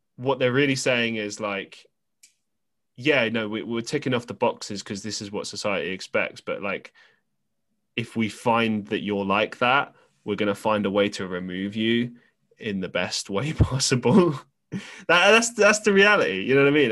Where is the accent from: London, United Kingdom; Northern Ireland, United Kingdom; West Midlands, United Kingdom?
London, United Kingdom; we grew up in London